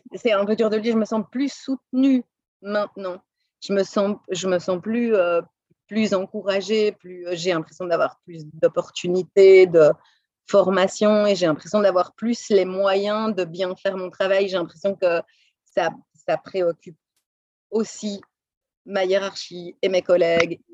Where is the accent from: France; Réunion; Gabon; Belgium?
Belgium; Brussels, Brussels-Capital Region; moved away as an adult; also born or lived in Boston, United States / Los Angeles, United States / Pasadena, United States; now in United States; Je suis née à Bruxelles, où j'ai passé les 25 premières années de ma vie, où j'ai étudié